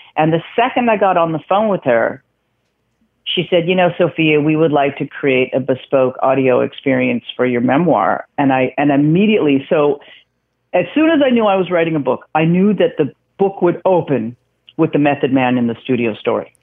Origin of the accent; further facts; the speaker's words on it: Vancouver, British Columbia, Canada; moved away; also born or lived in New York; I grew up in Vancouver